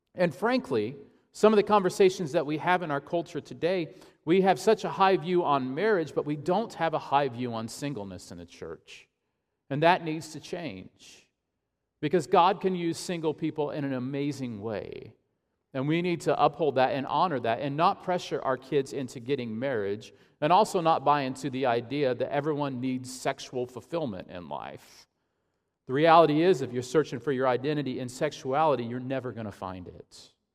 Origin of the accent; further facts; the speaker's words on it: Ashland, Illinois, United States; my hometown, Ashland, Illinois